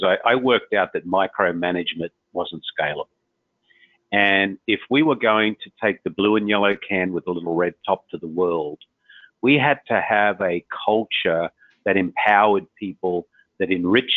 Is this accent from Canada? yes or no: no; Australia; moved away; in my home country, in the middle of the desert